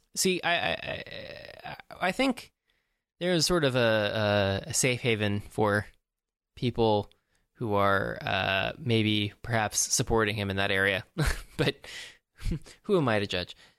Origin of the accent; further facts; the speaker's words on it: East Coast, United States; now in Southern California, United States; I'm from the East Coast